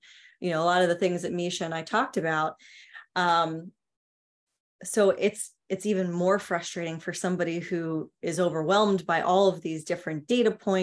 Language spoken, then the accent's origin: English; New York City, New York, United States; I grew up in New York City.